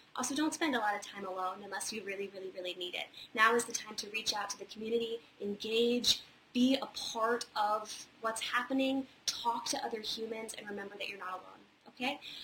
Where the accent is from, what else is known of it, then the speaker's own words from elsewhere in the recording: Charlottesville, Virginia, United States; moved away; also born or lived in Wintergreen, Virginia; I'm actually from a little town about 35 minutes away called Wintergreen, Virginia, and I spent most of my uh, childhood and young adulthood in Charlottesville